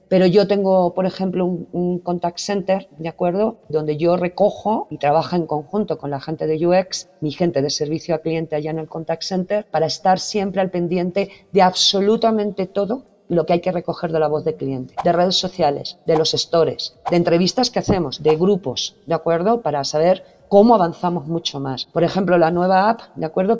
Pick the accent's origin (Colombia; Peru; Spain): Spain; accent: Spanish (Spain); moved away as an adult; now in Mexico; No he cambiado mi acento español